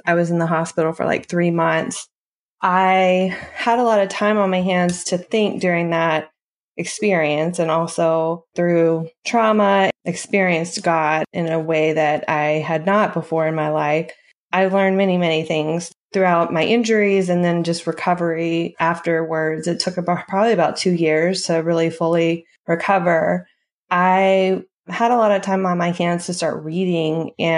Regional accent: Middle Tennessee, United States; I grew up in Middle Tennessee, a little bit north of Nashville.

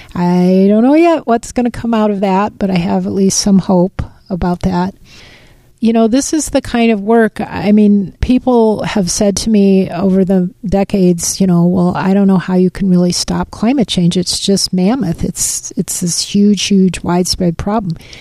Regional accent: Midwest, United States; also born or lived in Pacific Northwest; now in Washington, United States; I grew up in the Midwest before I moved to the Northwest where I've lived most of my life

